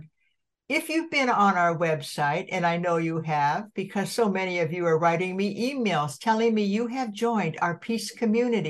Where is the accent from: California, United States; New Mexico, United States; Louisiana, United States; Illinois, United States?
California, United States; Santa Barbara; also born or lived in Colorado; my hometown in Santa Barbara